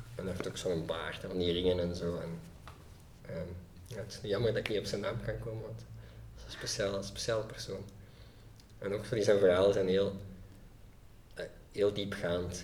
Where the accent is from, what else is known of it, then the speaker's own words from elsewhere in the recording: Leuven, Flanders, Belgium; ja, ik ben eigenlijk opgegroeid in Leuven